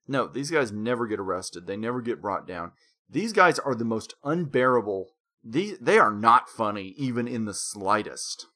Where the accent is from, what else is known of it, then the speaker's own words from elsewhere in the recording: Conway, Arkansas, United States; Conway is at this point a main city.